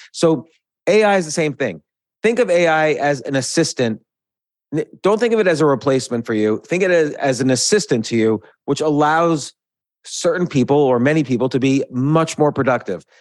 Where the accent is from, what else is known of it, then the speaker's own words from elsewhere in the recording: New York, United States; moved away as an adult; also born or lived in South Florida; now in Georgia, United States; growing up in New York, in and around New York